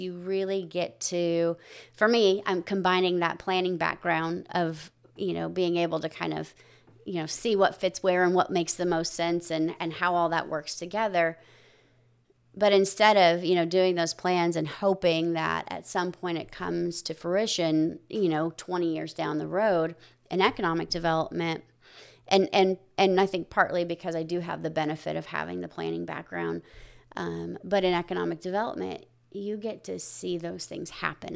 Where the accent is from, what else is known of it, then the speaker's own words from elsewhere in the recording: near Riverside, California, United States; now in Tomball, United States; I grew up in a, in a little small community right outside of Riverside